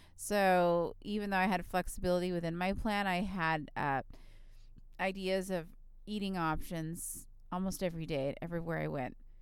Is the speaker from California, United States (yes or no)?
yes; Southern California, United States; I'm from Southern California where we have a lot of Mexican food